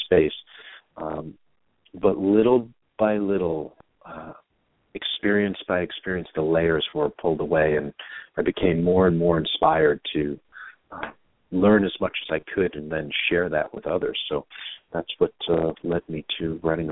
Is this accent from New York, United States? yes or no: yes; New York City, New York, United States; grew up in New York. I'm originally from Queens, New York, and grew up a little rough and tumble